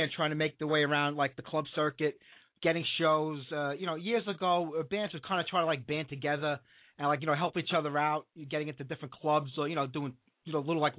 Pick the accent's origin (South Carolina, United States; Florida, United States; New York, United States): New York, United States; New York City; people from my hometown